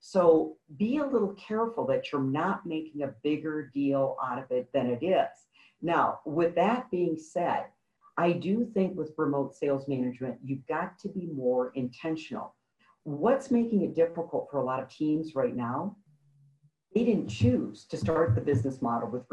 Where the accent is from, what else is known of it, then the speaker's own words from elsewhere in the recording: Midwest, United States; I grew up in the Midwest on a farm